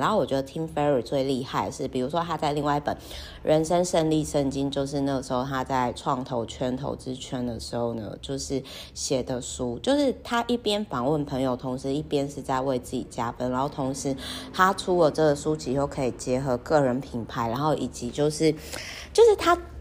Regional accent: Kaohsiung, Taiwan; moved away; also born or lived in northern Taiwan; 我的老家，也就是说好奇呢，高雄的那个海边的秘境

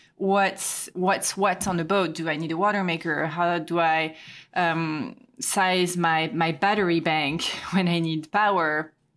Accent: Quimper, Brittany, France; moved away; my hometown, Quimper

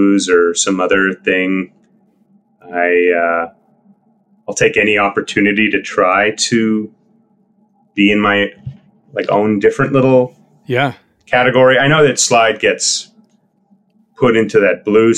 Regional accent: Winnipeg, Manitoba, Canada; we all grew up playing music with a bunch of other people also in Winnipeg

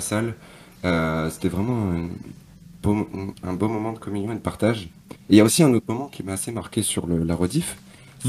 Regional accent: Normandy, France; moved away as an adult; je suis du nord de la France, je suis de Normandie

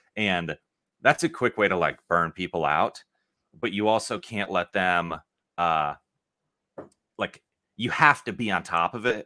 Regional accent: Lincoln, Nebraska, United States; I'm from Lincoln, Nebraska

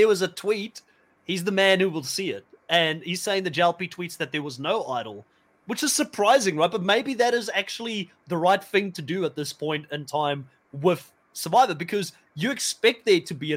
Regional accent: Cape Town, Western Cape, South Africa; moved away; I'm from South Africa as well. I'm from Cape Town, Bellville originally.

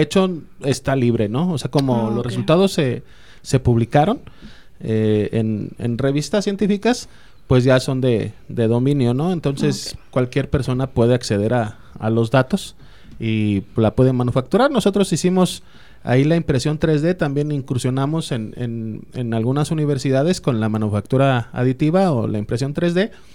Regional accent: Mexico

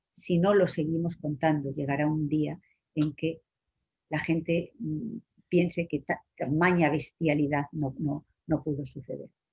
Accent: Spain

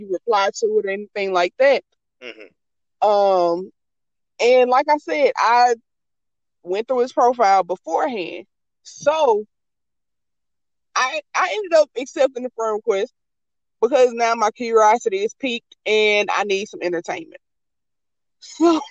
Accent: the South, United States; I'm from the South

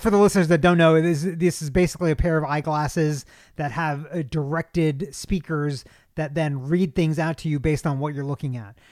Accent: Kentucky, United States; I'm from Kentucky

